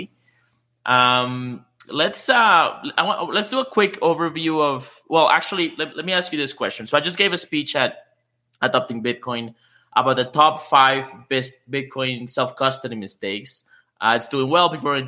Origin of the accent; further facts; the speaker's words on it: Canada; I know there's a few fellow Canadians out there in the audience. I am one